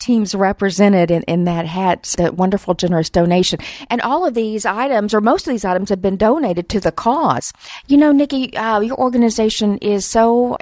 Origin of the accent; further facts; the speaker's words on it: North Carolina, United States; my home is North Carolina